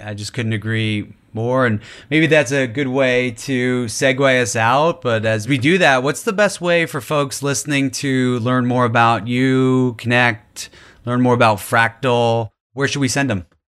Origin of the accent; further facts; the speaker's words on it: New York, United States; growing up in New York